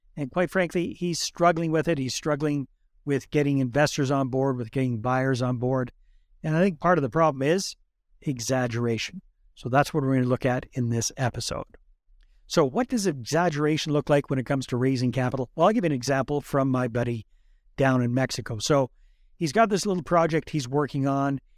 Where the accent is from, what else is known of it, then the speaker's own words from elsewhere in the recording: Fort St. John, British Columbia, Canada; moved away; I grew up up north around Fort Saint John